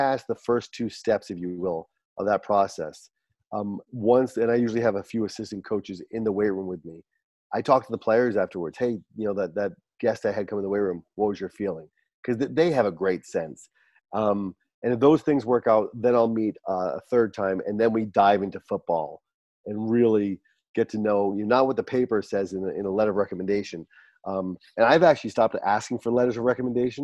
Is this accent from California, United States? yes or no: no; Barrington, Rhode Island, United States; moved away as an adult; also born or lived in New Hampshire; I'm born and raised in Rhode Island